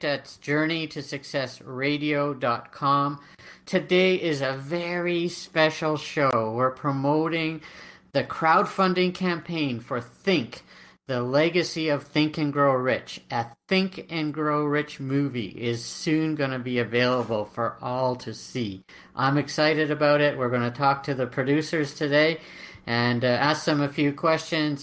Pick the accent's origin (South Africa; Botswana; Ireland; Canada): Canada; I'm Canadian